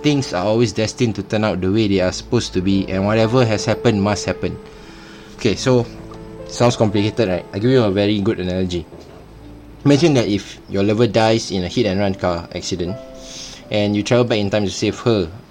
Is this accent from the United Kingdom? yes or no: no; Singapore; I'm Singaporean.